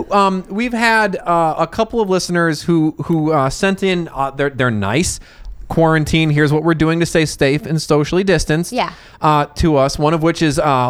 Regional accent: Wisconsin, United States; my home state of Wisconsin.

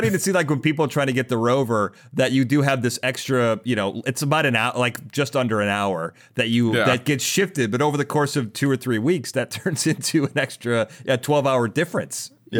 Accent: Chicago, Illinois, United States; But I grew up in Chicago where winter's like 8 months.

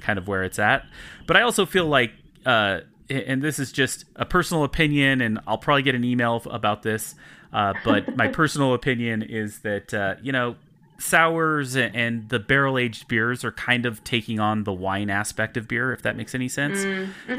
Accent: Utah, United States; moved away as an adult; now in Colorado, United States; I do live in Colorado now, but I was born and raised and actually started homebrewing in Utah.

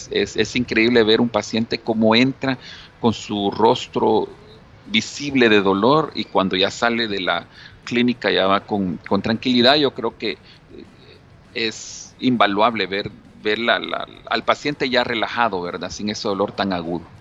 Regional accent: El Salvador; nuestra costumbre como salvadoreños

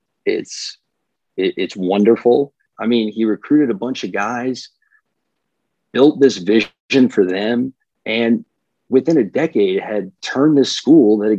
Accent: Tallahassee, Florida, United States; I grew up in Tallahassee.

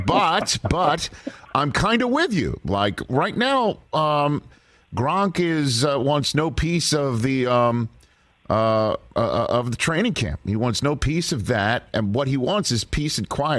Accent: New York City, New York, United States; also born or lived in Brooklyn, New York; I'm from Staten Island, New York, born in Brooklyn, raised in Staten Island

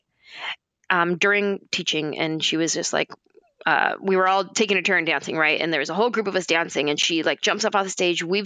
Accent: San Jose, California, United States; moved away as an adult; also born or lived in Los Angeles; I'm from San Jose

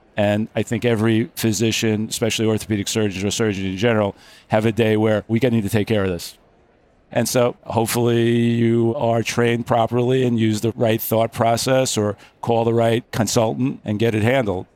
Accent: Long Island, New York, United States; moved away as an adult; also born or lived in Albany, New York; now in Manhattan Beach, United States; I grew up on Long Island.

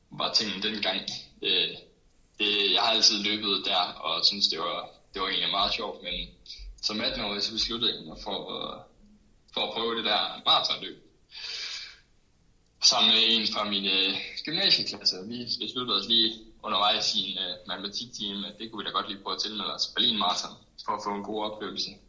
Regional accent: Holstebro, Central Denmark Region, Denmark; Jeg, jeg er opvokset i Holstebro, og der er masser af motionsløb

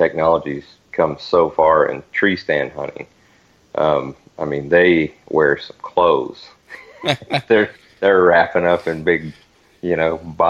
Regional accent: the South, United States; You know, I grew up in the South, and you know, unless it was in the rut, nothing was out, you know, past 9 o'clock.

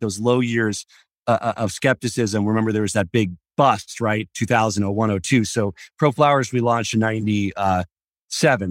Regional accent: Colorado, United States; I was born in Colorado

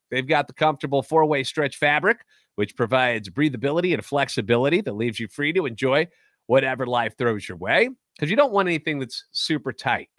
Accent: St. Louis, Missouri, United States; born or raised there; moved away as an adult; now in Nashville, United States

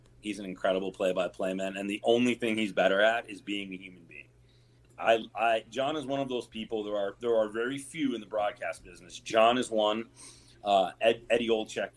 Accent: Michigan, United States; now in Seattle, United States; I grew up playing hockey in Michigan

